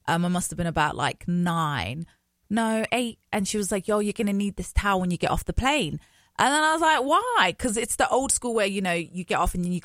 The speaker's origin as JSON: {"language": "English", "region": "London", "country": "United Kingdom", "tie": "born or raised there", "also_born_or_lived": "Djibouti", "moved": "as an adult", "lives_now": "Minnesota, United States"}